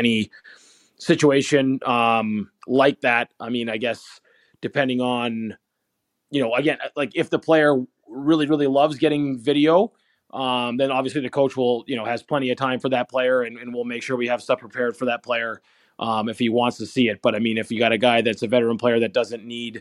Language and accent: English; Conway, New Hampshire, United States; I grew up in Conway, New Hampshire, which is not necessarily a hockey hotbed